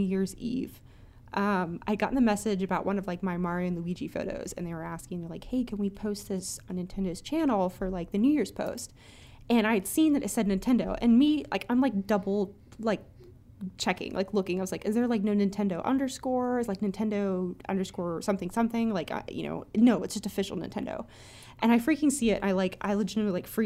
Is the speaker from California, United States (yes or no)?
no; Indiana, United States; moved away as an adult; now in Ohio, United States; I am from the Midwest. I grew up in Indiana and moved to Ohio a few years ago, and I've been living here for the past, I'd say, about 5 years